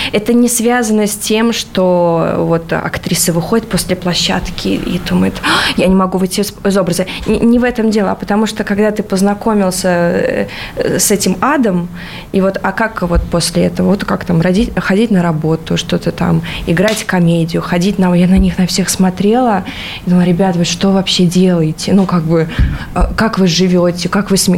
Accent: Latvia; moved away; в Латвии у меня там, а, а, откуда я родом

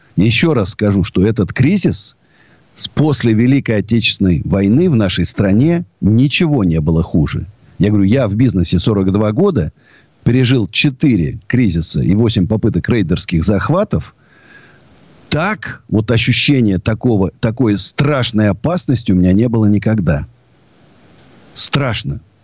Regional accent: Moscow, Russia; я русский до вот, до мозга, я даже не русский, я даже москвич

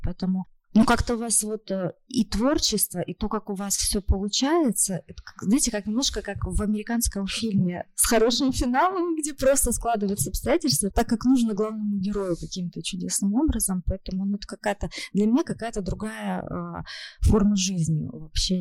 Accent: Krasnodar Krai, Russia; now in Moscow, Russia; кубаноидом я себя ощущаю

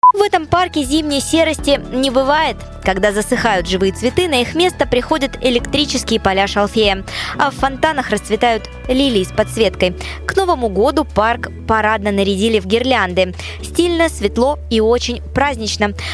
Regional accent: Krasnodar, Krasnodar Krai, Russia; Краснодар — мой родной город

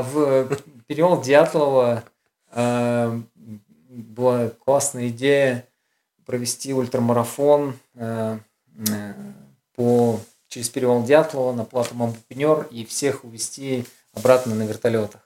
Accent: Urals, Russia; я с Урала

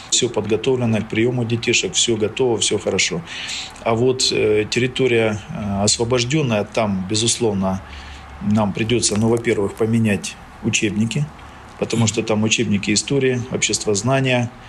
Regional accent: Magadan, Magadan Oblast, Russia; now in Luhansk; А я вырос, потому что в Магадане.

